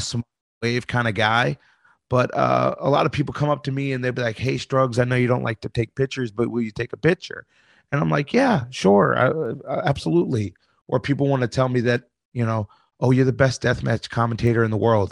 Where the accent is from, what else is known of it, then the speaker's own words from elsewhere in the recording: New York, United States; I'm from New York